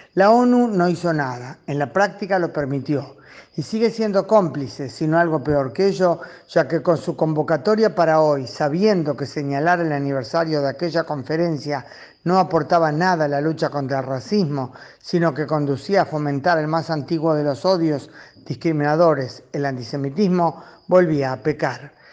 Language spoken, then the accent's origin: Spanish; Uruguay; Como uruguaya y como judía uruguaya